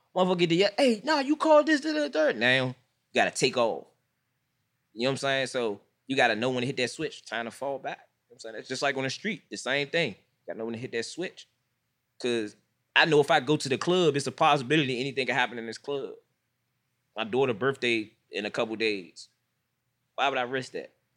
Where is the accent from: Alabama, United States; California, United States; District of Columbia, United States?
District of Columbia, United States; Washington; I'm from Washington, D C. I'm, I'm from Southeast